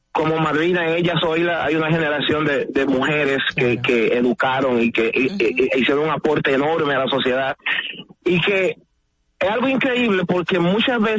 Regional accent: Santo Domingo, Distrito Nacional, Dominican Republic; yo soy de ese este por ciento de jóvenes que me crié en Villajuana, me crié con violencia

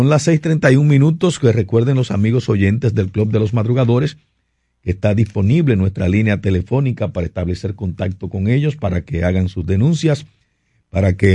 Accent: Puerto Plata, Dominican Republic; also born or lived in Gaspar Hernández; now in Santo Domingo, Dominican Republic; yo, yo nací en Gaspar Hernández, en Gaspar oh, Hernández nací. Oh, pero me, me, me, crié, en, me crié en Puerto Plata realmente, sí.

